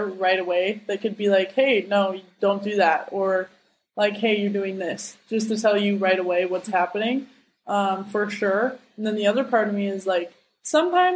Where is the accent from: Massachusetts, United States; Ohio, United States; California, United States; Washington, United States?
Washington, United States; Seattle; moved away as an adult; now in Terville, France; I stayed in my hometown for